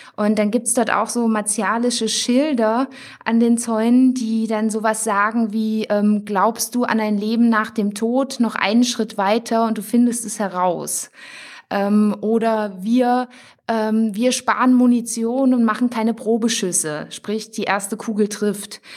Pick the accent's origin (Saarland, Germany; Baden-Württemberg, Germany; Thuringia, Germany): Thuringia, Germany; Wir kommen ursprünglich aus Thüringen